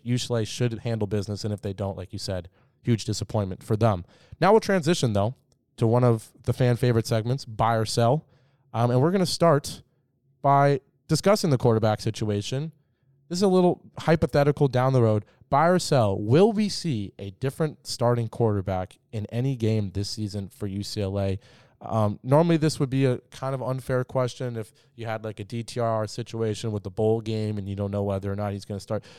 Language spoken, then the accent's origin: English; Bay Area, California, United States; I've been going to that stadium for a long time growing up in the Bay Area.